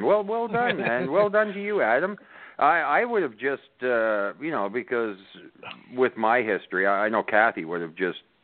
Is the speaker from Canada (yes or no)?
yes; Canada; I'm a Canadian